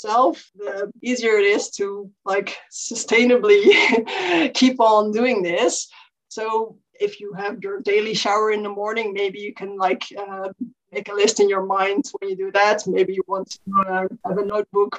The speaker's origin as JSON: {"language": "English", "country": "Netherlands", "said": "I'm from the Netherlands"}